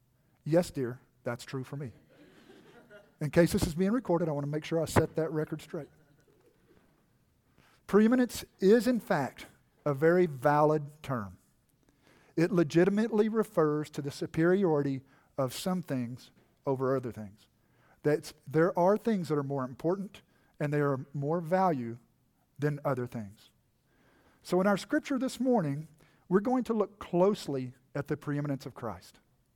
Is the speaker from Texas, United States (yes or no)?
yes; Texas, United States; when I was a young boy and I was growing up in East Texas, I spoke much differently than I do now. Not only did I have a much more pronounced accent, right?